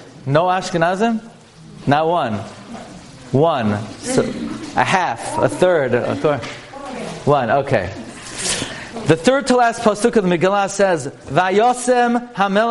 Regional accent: New York City, New York, United States; I come from Brooklyn. This is my hometown, Flatbush. And I grew up on Avenue M and East 31st

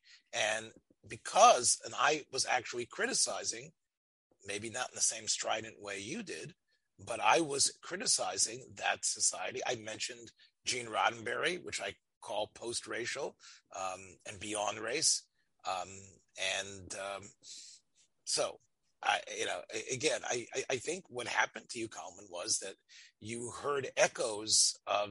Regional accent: the South, United States; growing up in the South

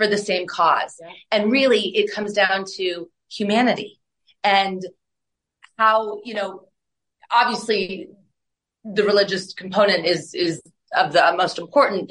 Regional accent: Nebraska, United States; moved away; I'm originally from the Midwest, from Nebraska.

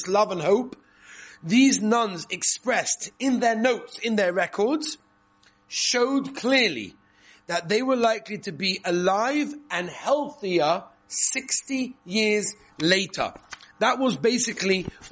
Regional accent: England, United Kingdom; moved away; I come from England, as you know. I can't really give away my accent

